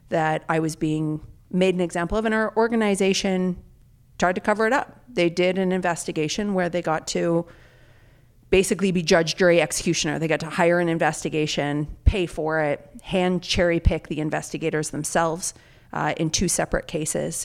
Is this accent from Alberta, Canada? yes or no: yes; Calgary, Alberta, Canada; moved away; I grew up in Calgary, Alberta, Canada